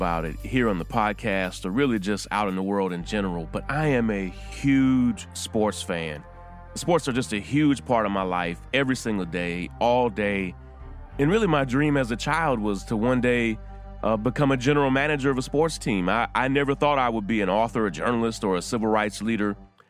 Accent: Kentucky, United States; I grew up in Central Kentucky, and UK basketball was huge.

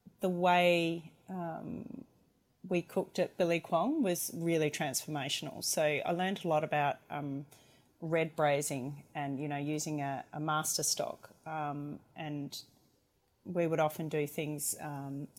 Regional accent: McLaren Vale, South Australia, Australia; moved away as an adult; also born or lived in Hobart / Melbourne; I'm originally from the McLaren Vale region in South Australia

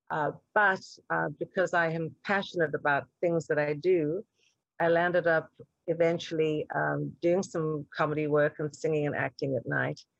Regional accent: South Africa; now in United States; Well, you know, if you'd have told me growing up in South Africa that one day I would have this incredible opportunity to really define the fragrance di- direction of this iconic corporate brand

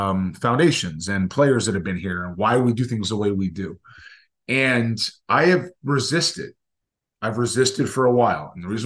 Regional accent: Southern California, United States; growing up in Southern California, I was a very young, just pre-high school age player

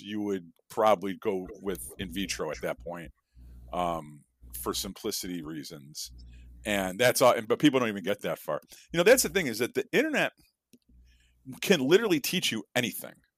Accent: Chicago, Illinois, United States; I am from Chicago

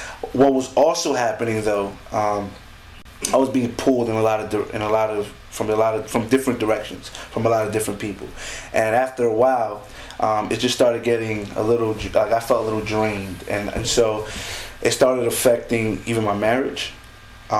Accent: West New York, New Jersey, United States; I was born in Jersey City, but I was, you know, my heart is in West New York. It's in Hudson County

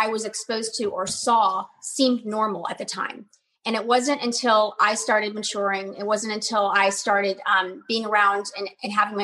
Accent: Dallas, Texas, United States; my hometown of Dallas, Texas

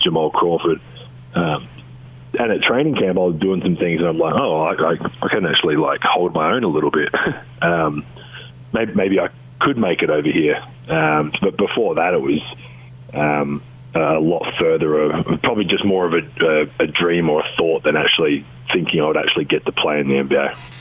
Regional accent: Adelaide, South Australia, Australia; moved away as an adult; the Adelaide 36ers, my hometown team.

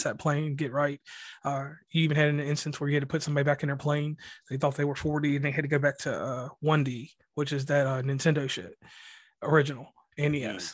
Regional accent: West Virginia, United States; where I'm from, you, I'm considered an Ohioan. I'm considered from Ohio

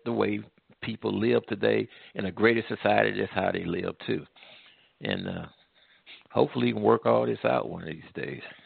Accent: United States; as an American, an African American

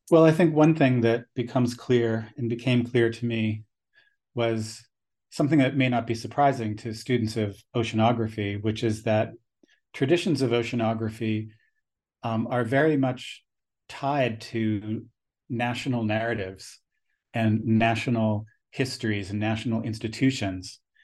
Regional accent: United States; also born or lived in United States West Coast; growing up on the United States East Coast and then the West Coast

